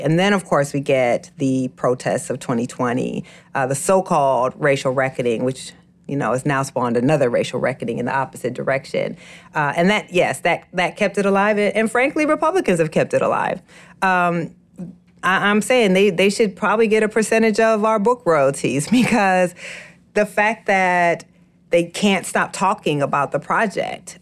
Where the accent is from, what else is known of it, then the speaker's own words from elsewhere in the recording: Waterloo, Iowa, United States; moved away; my family back home in Waterloo, Iowa